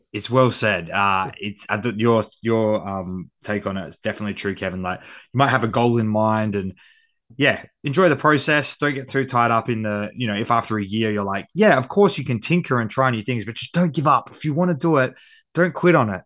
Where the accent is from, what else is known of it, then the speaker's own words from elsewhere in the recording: Perth, Western Australia, Australia; accent: Australian; my hometown because I feel like Perth gets overlooked